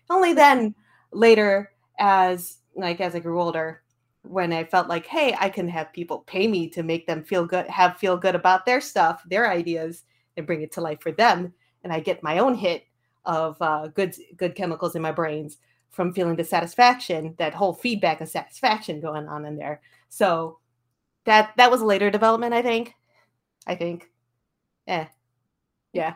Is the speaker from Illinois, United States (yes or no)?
yes; Skokie, Illinois, United States; I'm born and raised Skokie, Illinois, a suburb